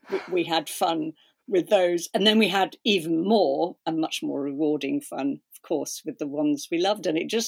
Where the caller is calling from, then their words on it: Cardiff, Wales, United Kingdom; I'm in Cardiff, which is sort of like the Turin of Wales.